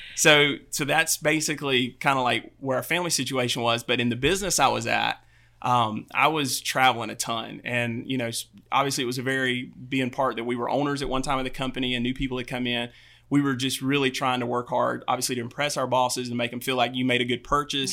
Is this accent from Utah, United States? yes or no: no; Albany, Georgia, United States; I'm from Albany, Georgia